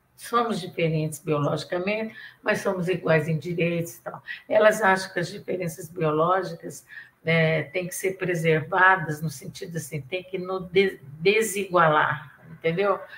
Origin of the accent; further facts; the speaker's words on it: Santos, São Paulo, Brazil; accent: mineiro; also born or lived in Minas Gerais; now in São Paulo, Brazil; eu sou mineira, mas fui criada em Santos